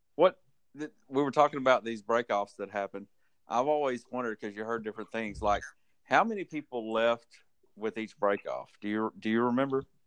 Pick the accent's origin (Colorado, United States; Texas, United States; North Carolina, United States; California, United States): Texas, United States; I'm from Texas.